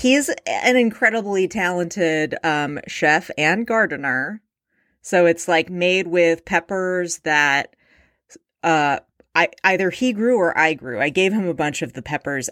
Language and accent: English; Alameda, California, United States; I grew up in Alameda, California, home of the original Chevy's Tex-Mex